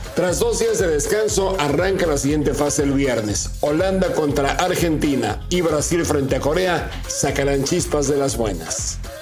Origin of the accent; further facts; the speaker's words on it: Mexico; ni siendo mexicanos